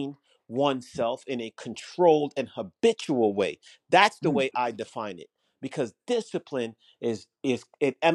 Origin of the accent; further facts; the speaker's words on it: Jamaica; I was raised in Jamaica